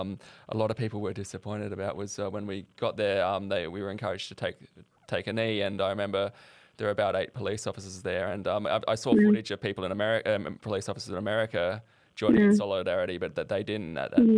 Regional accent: Sydney, New South Wales, Australia; also born or lived in Armidale; I grew up in Sydney

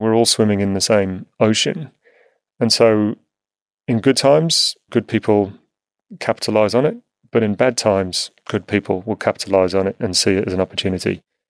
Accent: Whiston, North West England, United Kingdom; born there; I was born in a place called Whiston, which is just outside Liverpool in the UK.

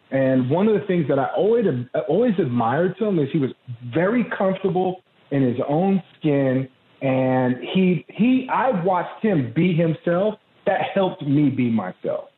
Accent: Santa Monica, California, United States; I grew up in Santa Monica, California, right on the cusp of Santa Monica and Venice.

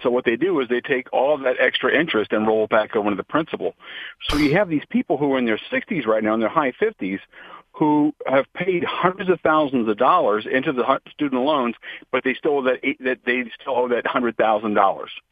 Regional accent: Akron, Ohio, United States; I was raised in Akron, Ohio

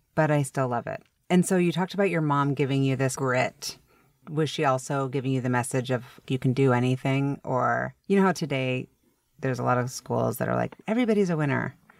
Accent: Seattle, Washington, United States; also born or lived in New York; I'm from Seattle

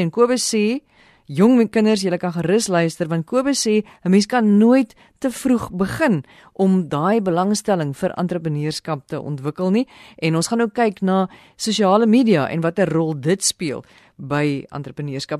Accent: South Africa; ons as Suid-Afrikaners

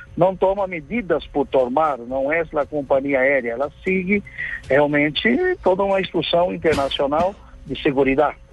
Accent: São Paulo, Brazil; Spanish is a second language; Yo soy de la ciudad que trabaja, São Paulo

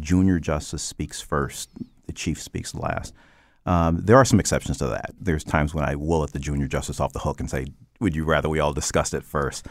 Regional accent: Stamford, Connecticut, United States; I, I grew up in Stamford, Connecticut on the west side.

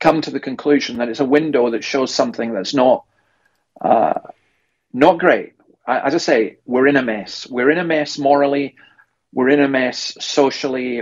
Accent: Scotland, United Kingdom; now in Australia; I'm a Scottish commentator or a UK commentator here in Australia

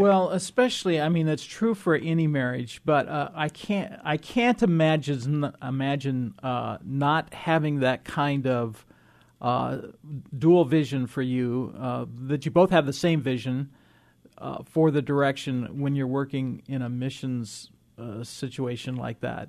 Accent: Illinois, United States; I grew up in Illinois

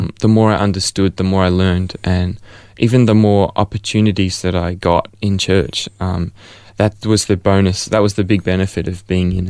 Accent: Melbourne, Victoria, Australia; I was born here in Ferntree Gully, close by, in Upper Ferntree Gully at the Angles. And so I've been born and raised as a Melbourneite for my whole life

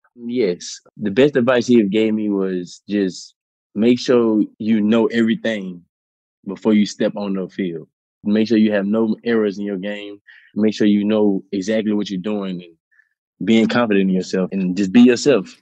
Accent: New Orleans, Louisiana, United States; I'm from New Orleans

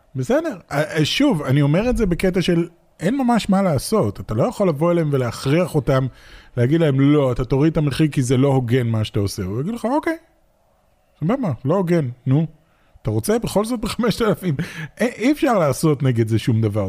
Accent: Israel; מגיע מתוך ישראל, ואין לנו פה תעשיית משחקים גדולה

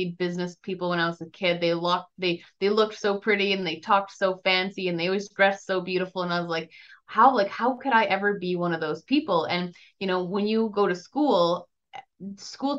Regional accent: Grande Prairie, Alberta, Canada; I was born in Grand Prairie, Alberta, Canada

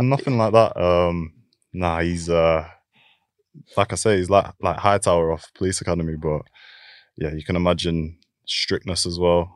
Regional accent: Keighley, Yorkshire and the Humber, United Kingdom; also born or lived in London; I was born in, um, in like a small, a small town called Keithley, which is near, um, near Bradford.

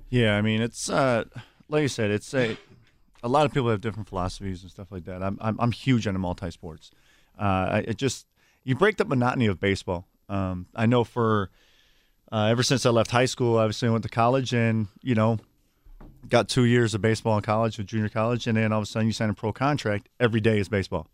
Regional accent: Milwaukee, Wisconsin, United States; I grew up here in the city of Milwaukee

